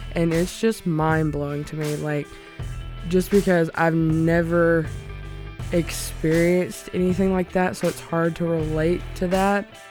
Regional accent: Alabama, United States; moved away as an adult; I'm originally from a super small town in Alabama

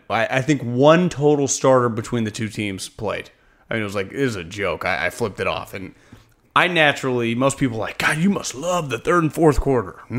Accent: Northern California, United States; growing up in Northern California

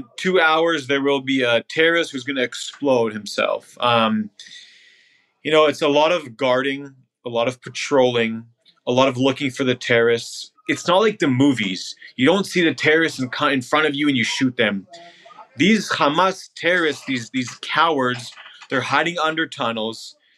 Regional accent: Canada; moved away as an adult; also born or lived in Israel; now in New York, United States; I grew up in Canada, moved to Israel when I was 18, and now I live in New York.

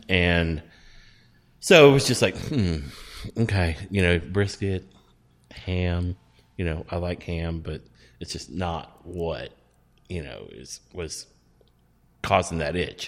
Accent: Texas, United States; we grew up in Texas

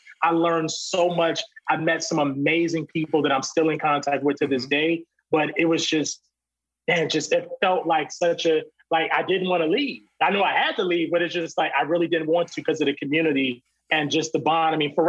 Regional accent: Virginia, United States

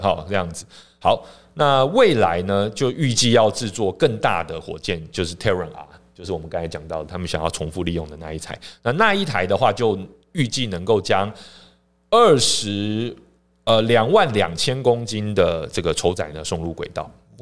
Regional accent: Taiwan; 我们台湾这边也有在做一些尝试

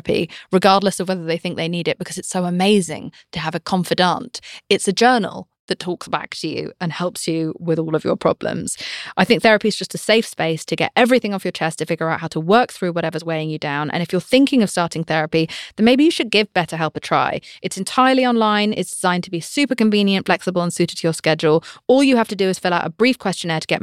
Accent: United Kingdom; I'm British

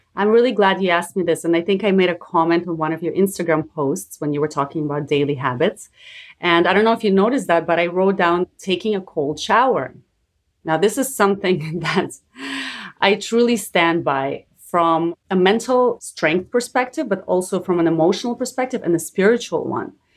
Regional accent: Canada; I'm also Canadian like you

